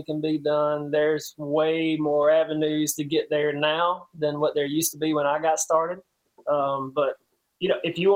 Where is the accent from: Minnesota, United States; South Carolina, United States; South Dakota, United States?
South Carolina, United States; Donalds; I'm a small town country boy. I'm from Donald, South Carolina